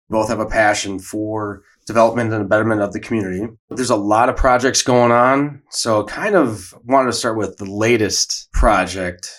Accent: Watertown, Wisconsin, United States; hometown product as well

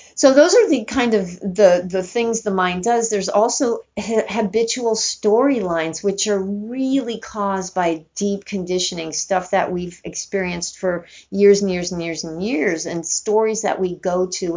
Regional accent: New York City, New York, United States; moved away as an adult; also born or lived in Northern California; I grew up in New York City and I moved to California when I was 18

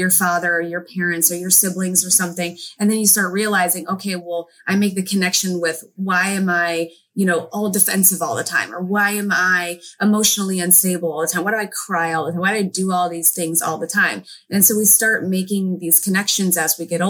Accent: St. Louis, Missouri, United States; moved away as an adult; also born or lived in Hawaii; now in California, United States; most of my upbringing was in St. Louis, Missouri

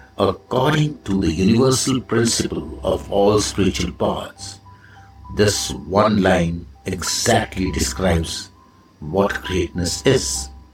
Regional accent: India; I am the Indian monk

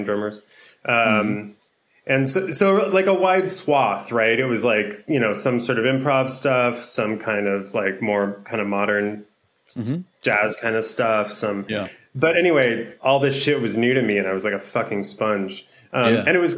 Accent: Los Angeles, California, United States; also born or lived in Boston; I'm from Los Angeles, so I super missed home

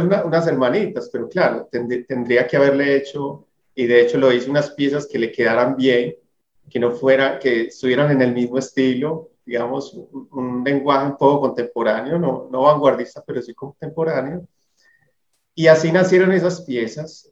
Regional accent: Colombia; el que nos une como colombianos

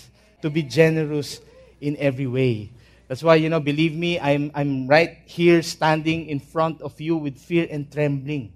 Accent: Manila, Metro Manila, Philippines; also born or lived in Ilocos Norte; We are from Ilocos Norte, though I was born in Manila. So I'm a Manila boy already

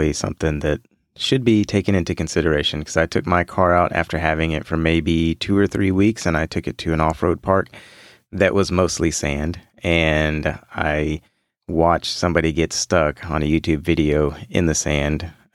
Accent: Houston, Texas, United States; I grew up in Houston. I've lived here my whole life

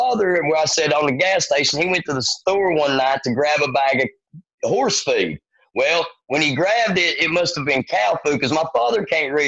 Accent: Erwin, Tennessee, United States; moved away as an adult; also born or lived in Johnson City, Tennessee; now in Nashville, United States; I'm actually born and raised in Irwin, Tennessee

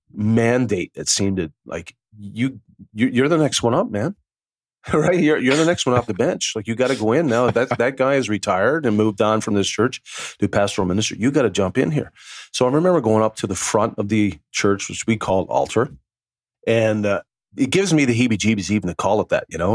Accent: Newfoundland and Labrador, Canada; I'm from a small little island off the east coast of Canada called Newfoundland

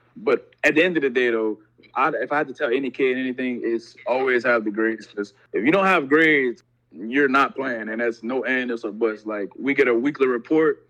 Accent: Opelousas, Louisiana, United States; I'm from Opelousas, Louisiana, a little small town in Louisiana

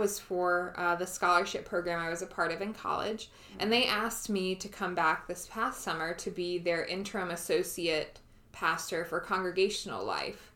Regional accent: Richmond, Virginia, United States; moved away as an adult; also born or lived in Ashland, Virginia; now in Pittsburgh, United States; I am from Richmond, Virginia, born and raised. My my family is still there in the home that I grew up

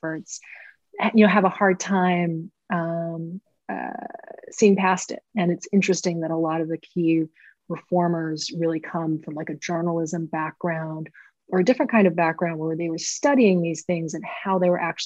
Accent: Portland, Maine, United States; I grew up in Portland, Maine

